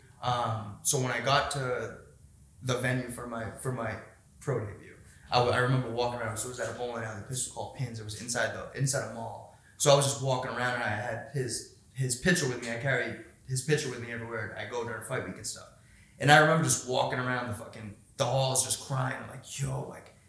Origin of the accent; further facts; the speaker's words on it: Boston, Massachusetts, United States; my hometown, dude, in UFC Boston